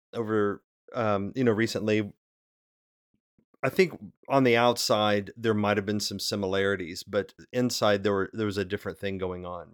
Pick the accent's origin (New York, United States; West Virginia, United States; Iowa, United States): West Virginia, United States; now in Cincinnati, United States; I grew up in West Virginia.